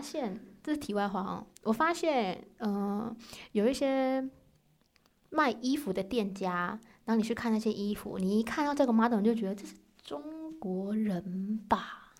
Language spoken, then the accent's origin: Chinese; Taiwan; now in South Korea; 我就觉得我们台湾人怎么那么黄啊